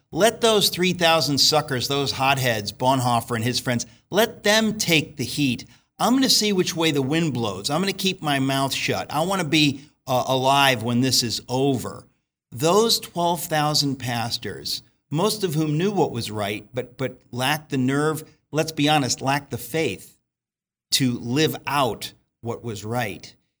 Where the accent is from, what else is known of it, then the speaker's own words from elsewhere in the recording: United States; I'm an American.